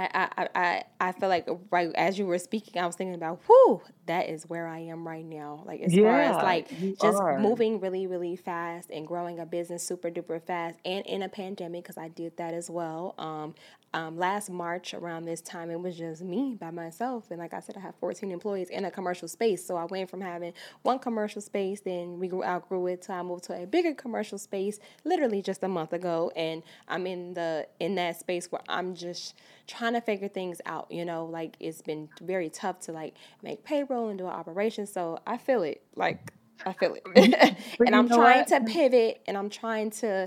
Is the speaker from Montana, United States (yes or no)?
no; Chicago, Illinois, United States; moved away as an adult; also born or lived in Brooklyn, New York; now in New York, United States; I'm from Chicago, but of course I'm in New York now. I'm in Brooklyn